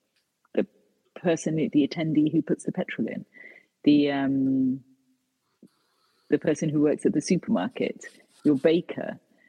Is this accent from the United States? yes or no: no; United Kingdom; So for example, my own country, as in I'm third generation British, but I'm of Indian heritage.